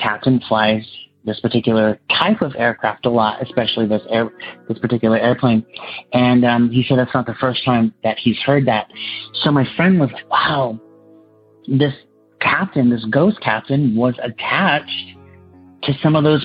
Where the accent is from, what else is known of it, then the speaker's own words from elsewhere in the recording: Los Angeles, California, United States; I'm from Los Angeles, California